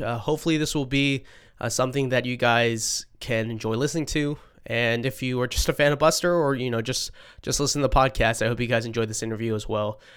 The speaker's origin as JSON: {"language": "English", "town": "Boston", "region": "Massachusetts", "country": "United States", "said": "I'm from Boston"}